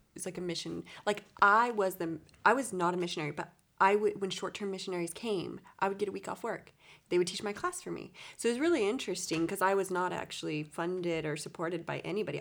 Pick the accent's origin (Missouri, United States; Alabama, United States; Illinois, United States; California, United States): California, United States; east of San Diego; I'm from east of San Diego, so a little rural area. I, I am a Californian